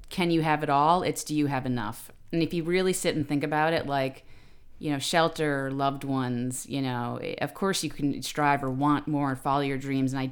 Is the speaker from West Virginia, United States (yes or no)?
no; New York City, New York, United States; I'm from the Bronx